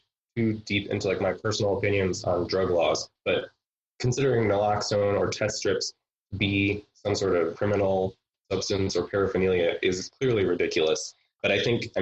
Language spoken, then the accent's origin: English; outside of Cleveland, Ohio, United States; moved away; also born or lived in Pittsburgh; I'm from outside of Cleveland originally, but I spent a large chunk of time in Pittsburgh.